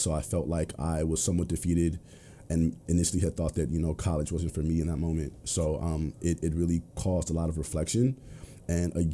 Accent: Los Angeles, California, United States; also born or lived in Culver City, California; growing up in South Central

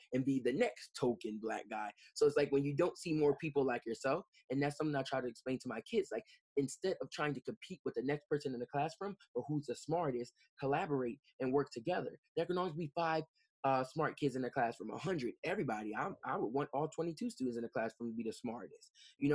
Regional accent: Camden, New Jersey, United States; born and raised in Camden

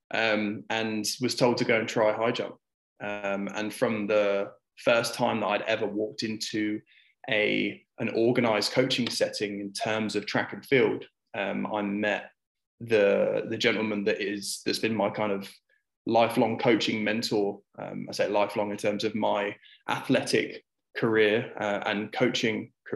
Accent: United Kingdom; now in United Arab Emirates; as a Brit grew up playing a lot of football

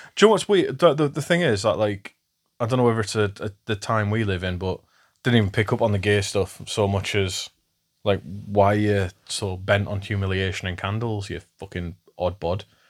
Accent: England, United Kingdom; I'm English

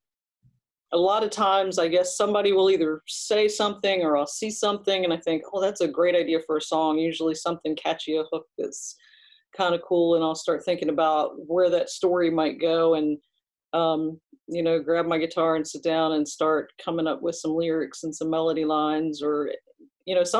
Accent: Eastern Shore of Maryland, United States; I grew up on the Eastern Shore of Maryland

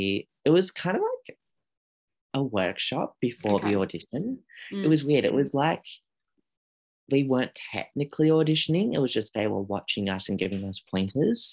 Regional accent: Australia; I'm Australian

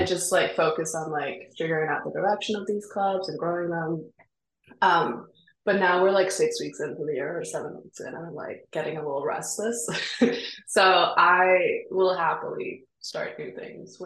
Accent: Copenhagen, Capital Region of Denmark, Denmark; now in New York City, United States; I grew up in Denmark where I didn't have to pay for education

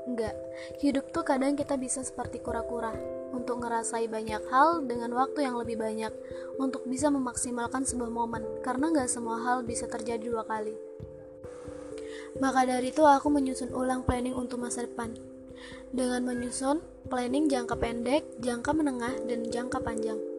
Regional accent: Aceh, Indonesia; Aku berasal dari Provinsi Aceh. Wow, jauh ya? Iya, ujung ke ujung. Ujung Sumatera ketemu ujung Sumatera.

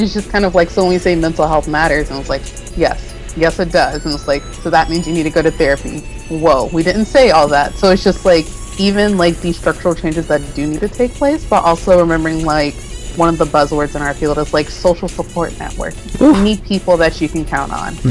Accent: North Carolina, United States; moved away; also born or lived in New York; where I grew up in North Carolina

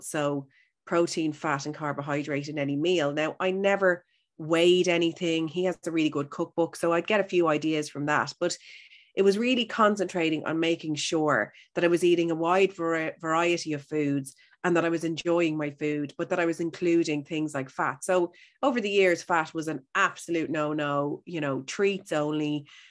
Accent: Howth, Leinster, Ireland; I'm from Howth, so I'm beside the sea

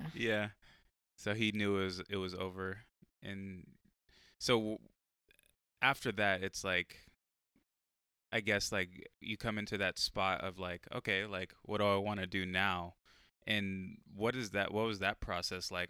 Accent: San Diego, California, United States; moved away; my hometown of San Diego

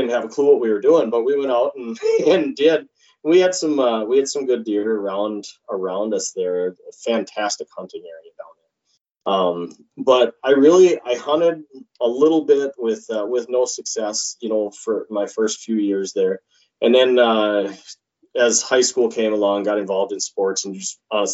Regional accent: Wykoff, Minnesota, United States; now in Detroit Lakes, United States; I grew up southeast of Rochester, a little teeny community called Wyckoff.

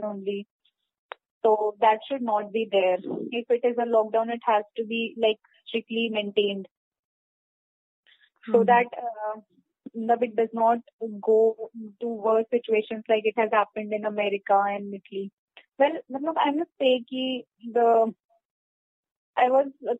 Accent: Delhi, India; I am from Delhi only

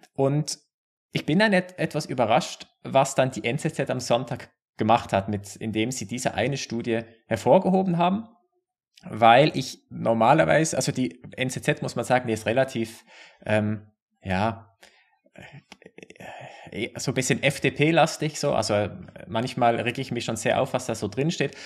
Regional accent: Basel, Basel-Stadt, Switzerland; Basel, auch wo ich herkomme.

